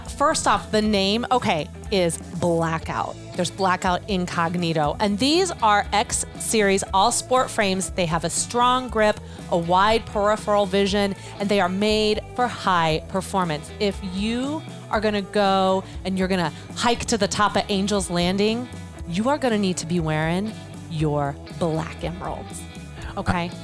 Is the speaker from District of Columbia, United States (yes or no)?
no; Chicago, Illinois, United States; I love my hometown so much